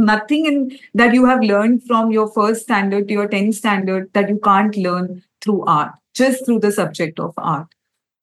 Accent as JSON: {"language": "English", "town": "Kolkata", "region": "West Bengal", "country": "India", "said": "I come from Calcutta"}